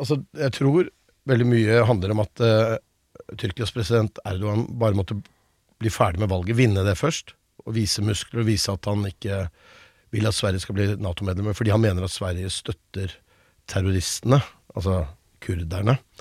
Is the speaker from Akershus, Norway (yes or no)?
no; Buskerud, Norway; moved away; also born or lived in United States; Jeg er jo født og oppvokst i Buskerud og har liksom stemmen jeg har.